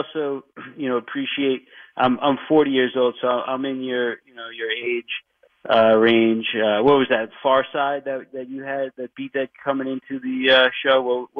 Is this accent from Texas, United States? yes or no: no; Chappaqua, New York, United States; Quite honestly, the reason why I bought the house that I live in, I'm from Chappaqua, as you mentioned, is because there's a little backyard to throw the baseball around